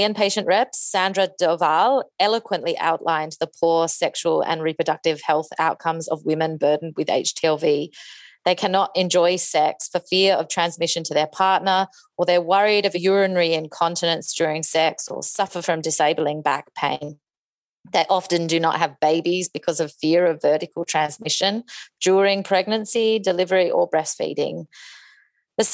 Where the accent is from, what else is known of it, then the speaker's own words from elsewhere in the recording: Tasmania, Australia; I'm from Tasmania.